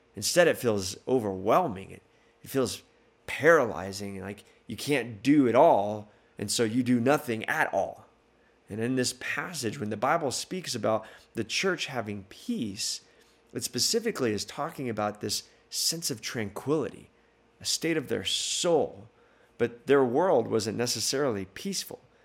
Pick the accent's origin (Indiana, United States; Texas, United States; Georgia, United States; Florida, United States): Texas, United States; El Paso; moved away; I grew up in El Paso, Texas